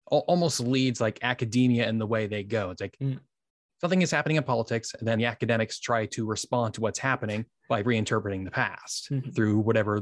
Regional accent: United States; as an American

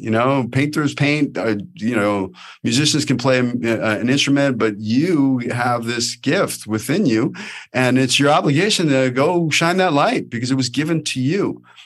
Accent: New York City, New York, United States; accent: New York; moved away as an adult; now in Los Angeles, United States; I'm a kid from Brooklyn

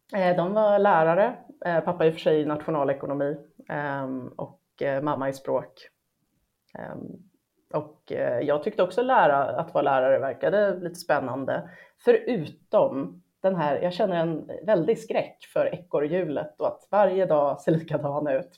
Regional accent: Hälsingland, Gävleborg County, Sweden; moved away as an adult; now in Stockholm, Sweden; Jag är född i Stockholm, men när jag var ett halvår så flyttade mamma och pappa eh, tillbaka till pappas hus i Hälsingland.

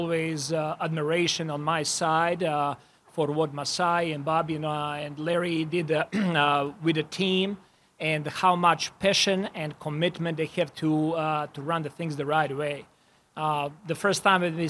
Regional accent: Serbia; born or raised there; moved away as an adult; now in Toronto, Canada

